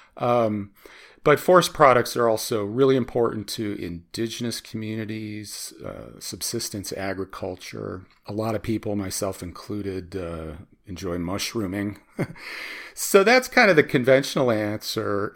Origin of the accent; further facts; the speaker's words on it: Chicago, Illinois, United States; I grew up in Chicago